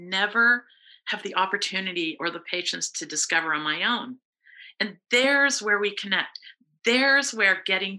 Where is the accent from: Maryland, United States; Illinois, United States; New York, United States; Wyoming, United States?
Illinois, United States; now in Vermont, United States; I grew up in Illinois where there's not very much to shoot anymore